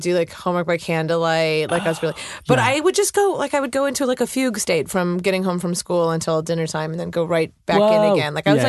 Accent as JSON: {"language": "English", "town": "Cleveland Heights", "region": "Ohio", "country": "United States", "tie": "born or raised there", "said": "I grew up in Ohio, Cleveland, Cleveland Heights, to be exact."}